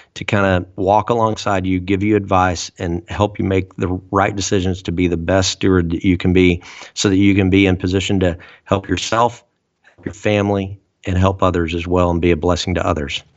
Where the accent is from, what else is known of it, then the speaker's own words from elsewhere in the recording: United States; we as American citizens, average everyday Americans